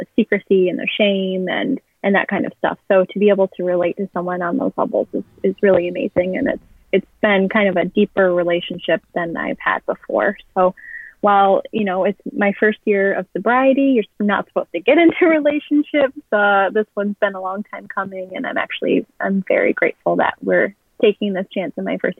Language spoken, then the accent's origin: English; Midwest, United States; now in Chicago, United States; I grew up in the Midwest. I'm currently living in Chicago.